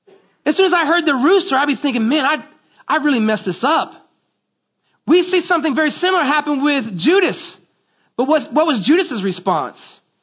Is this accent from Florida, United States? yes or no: yes; Florida, United States; But I grew up in Florida, and every year we would have forest fires.